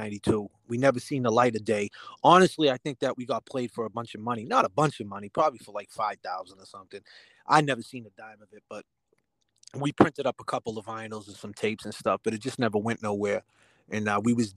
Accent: Lynn, Massachusetts, United States; we're Boston kids. We're all from different areas of Massachusetts.

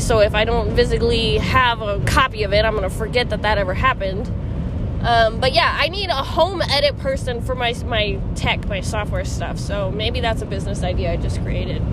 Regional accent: Midwest, United States; we're from the Midwest

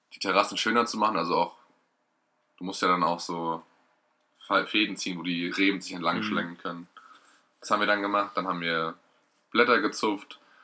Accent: Erlenbach, Germany; in Ellenbach, der wo ich herkomme.

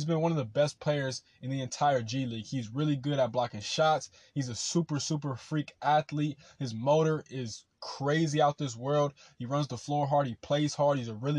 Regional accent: Rancho Cucamonga, California, United States; Rancho Cucamonga, California, which is the city that I'm from.

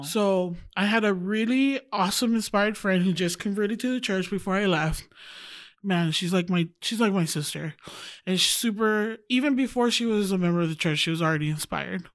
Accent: Wailuku, Hawaii, United States; moved away as an adult; also born or lived in Oahu, Hawaii; now in Utah, United States; I was raised on Maui

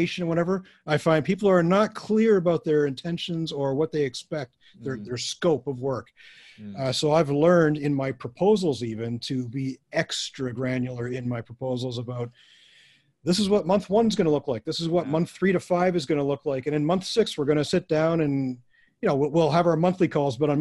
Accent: Canada; a Canadian working for a American

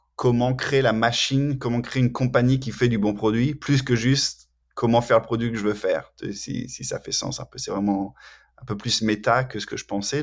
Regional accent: France; moved away as an adult; also born or lived in Canada; now in Cambridge, United States; je suis de France originellement. J'ai déménagé au, Canada pour un moment, après aux États-Unis, et maintenant, depuis euh, mars 2019, euh, je suis à Cambridge, dans le Massachusetts

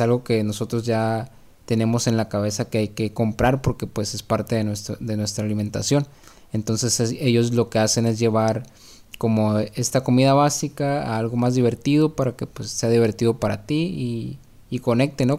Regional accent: Mexico; parte de nuestra comida básica como mexicanos

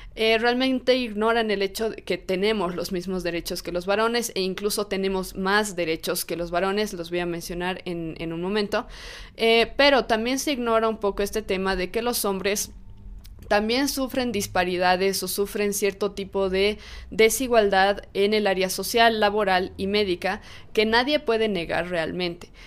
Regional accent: Bolivia; en mi país, en Bolivia

